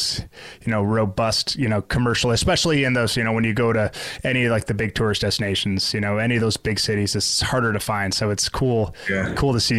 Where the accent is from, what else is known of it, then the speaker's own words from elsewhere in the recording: Grand Rapids, Michigan, United States; my hometown of Grand Rapids